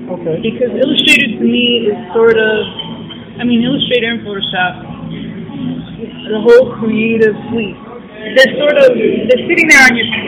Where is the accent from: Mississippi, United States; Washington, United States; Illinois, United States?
Illinois, United States; Chicago; now in Pittsburgh, United States; me having been born and raised in Chicago